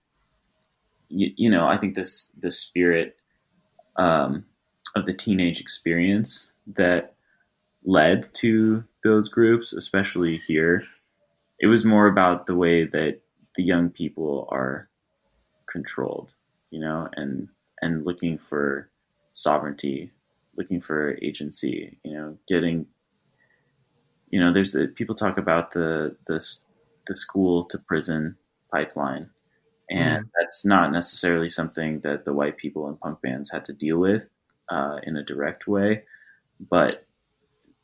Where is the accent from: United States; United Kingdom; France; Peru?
United States; Los Angeles, California; I grew up in the South Bay, near the beach